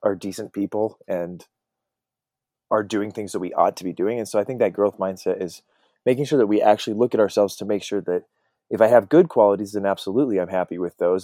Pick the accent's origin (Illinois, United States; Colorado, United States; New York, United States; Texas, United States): Colorado, United States; I grew up in Colorado